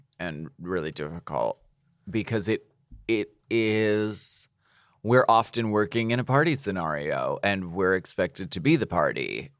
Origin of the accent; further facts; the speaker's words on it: New York, United States; I'm Italian. New York Italian.